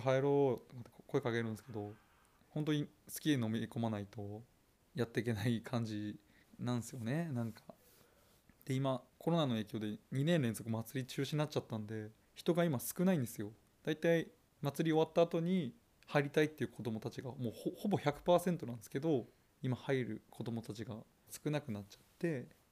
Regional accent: Nikaho, Akita, Japan; 私は高校卒業後地元このーに住みたいという思いが強くて地元に就職しました生まれ育った町

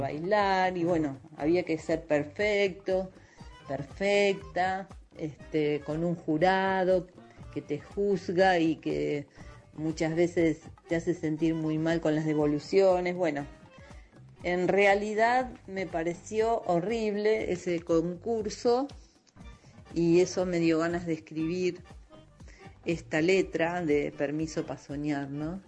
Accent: Buenos Aires Province, Argentina; now in Buenos Aires, Argentina; como vivo en Buenos Aires, como soy ahora soy porteña, porque en realidad nací en la provincia, en un barrio de casas bajas, de chalecitos

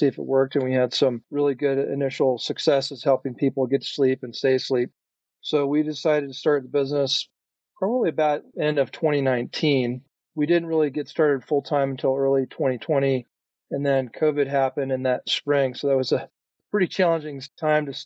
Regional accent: Minnesota, United States; now in Colorado, United States; I grew up in Minnesota, but have been living in Colorado since 1995

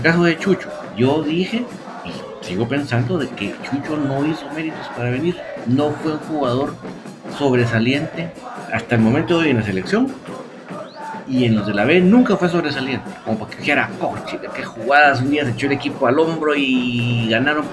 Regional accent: Guatemala; Somos, orgullosamente guatemaltecos

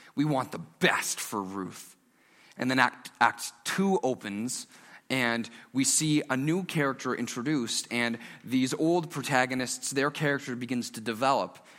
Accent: Stouffville, Ontario, Canada; now in Markham, Canada; I grew up in Stouffville

